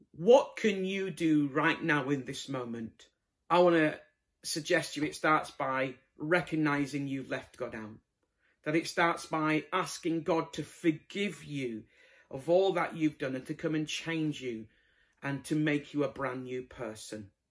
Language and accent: English; Bradford, Yorkshire and the Humber, United Kingdom; moved away; I'm originally from Bradford